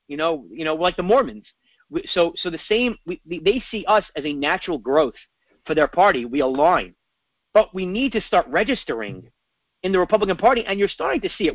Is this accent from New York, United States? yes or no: yes; New York City, New York, United States; I grew up in New York City with homelessness everywhere.